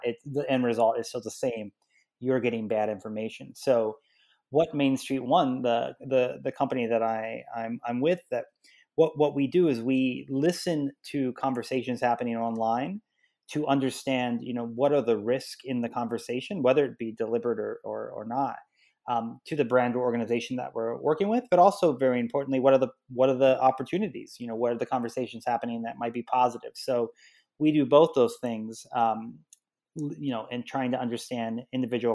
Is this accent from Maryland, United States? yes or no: yes; Salisbury, Maryland, United States; moved away as an adult; also born or lived in New York; I'm from Salisbury, Maryland, which is on the eastern shore